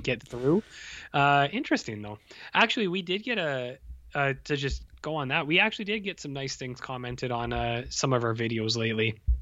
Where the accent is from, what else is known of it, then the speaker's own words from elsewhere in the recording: Canada; I'm from Canada